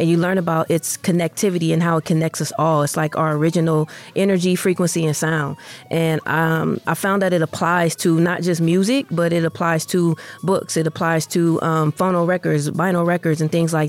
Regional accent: Oakland, California, United States; now in Las Vegas, United States; I'm from Oakland, California

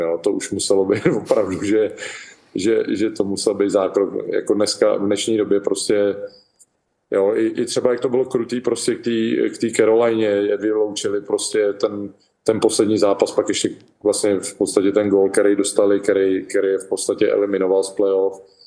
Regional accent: Czechia; moved away as an adult; also born or lived in Nashville, United States; now in Florida, United States; jsem Čech

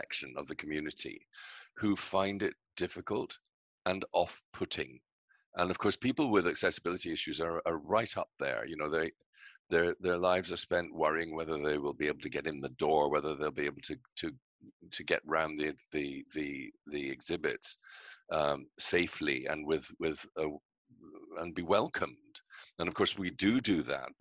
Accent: Scotland, United Kingdom; now in Canada; you can hear I'm British, I'm from Scotland

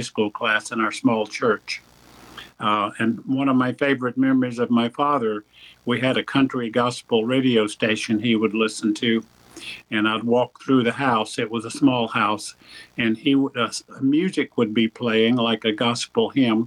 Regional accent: Rutherford County, North Carolina, United States; I was born in Rutherford County and raised there in North Carolina

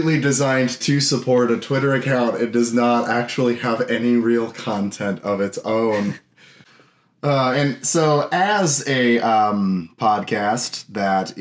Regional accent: Des Moines, Iowa, United States; I'm from Des Moines, Iowa. I lived there my whole entire life

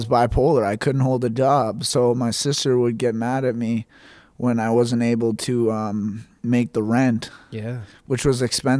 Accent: Miramichi, New Brunswick, Canada; moved away as an adult; also born or lived in Calgary, Alberta / Edmonton, Alberta; I'm 24 years old. I grew up in Miramichi, Newcastle. I'm a Christian. I have two non-believing parents. Mm-hmm. I spent a little bit of time out west in Calgary

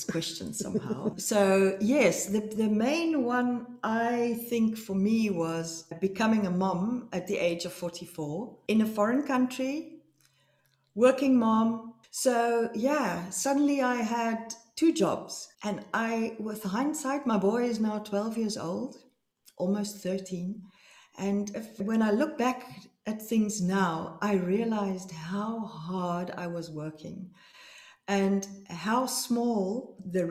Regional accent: South Africa; moved away as an adult; now in Amsterdam, Netherlands; I'm from South Africa

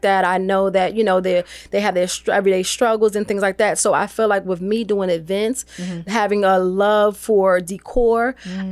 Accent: New York, United States; I'm originally from New York

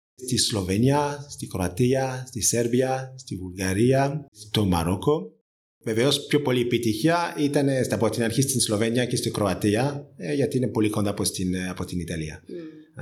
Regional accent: France; Greek is a second language; moved away as an adult; also born or lived in Spain; now in Greece; είμαι Γάλλος και έχω σπουδάσει στη Γαλλία

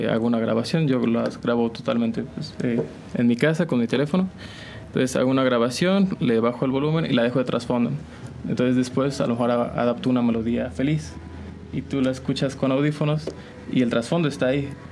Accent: San Juan del Río, Querétaro, Mexico; yo soy originario de aquí, de San Juan del Río, de San Juan del Río Querétaro.

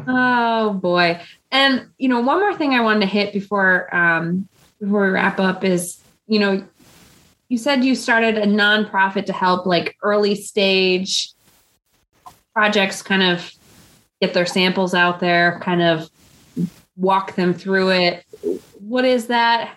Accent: Midwest, United States; accent: Midwestern; my Midwestern accent

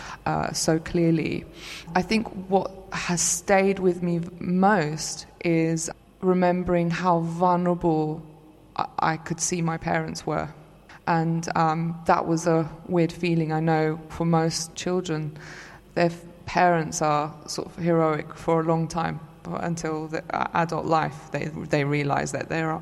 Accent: London, United Kingdom; also born or lived in Istanbul, Turkey; I was born in Istanbul. And I came over to London with my parents when I was 4 years old

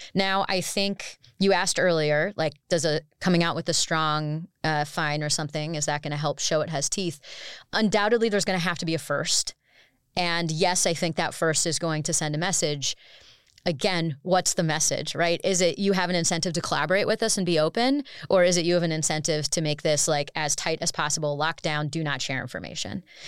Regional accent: United States; as an American

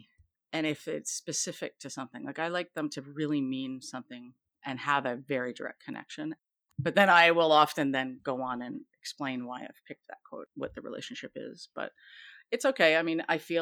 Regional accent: Canada; I'm Canadian

